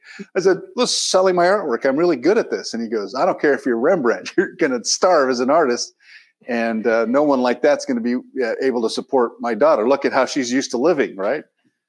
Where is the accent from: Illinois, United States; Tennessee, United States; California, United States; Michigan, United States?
California, United States; San Diego; now in Los Angeles, United States; I spent a bit of time in San Diego, my hometown, working as a reporter. Got a job at CBS News in New York.